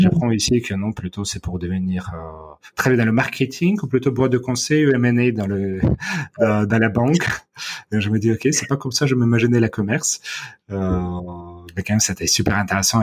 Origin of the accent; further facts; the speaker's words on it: Odesa, Odesa Oblast, Ukraine; French is a second language; moved away as an adult; also born or lived in Moscow, Russia / United States; now in Paris, France; dans ma ville natale d'Odessa